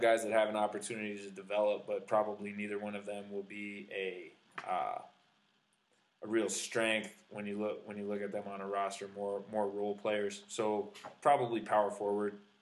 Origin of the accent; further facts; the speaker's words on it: United States